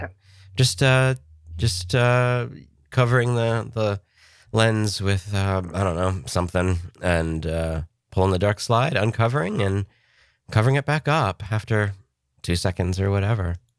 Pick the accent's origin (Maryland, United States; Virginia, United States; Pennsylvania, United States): Pennsylvania, United States; moved away; I was from Pennsylvania